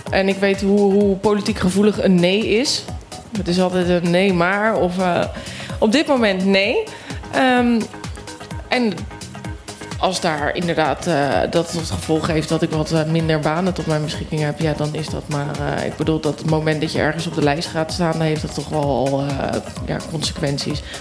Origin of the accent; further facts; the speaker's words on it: Volendam, North Holland, Netherlands; En ik kom ook deels uit Volendam. En daar heeft ook iedereen een bijnaam.